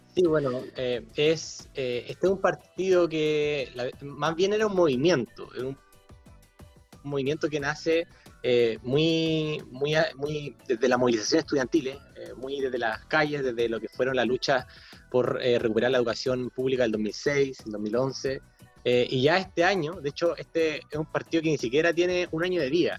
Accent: Chile

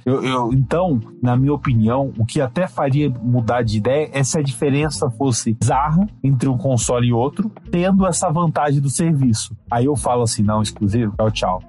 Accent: Brazil; como brasileiro

